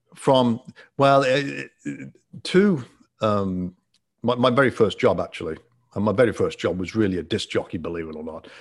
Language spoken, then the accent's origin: English; England, United Kingdom; moved away as an adult; also born or lived in Ottawa, Canada; now in Florida, United States; I'm from England and uh, born and raised in England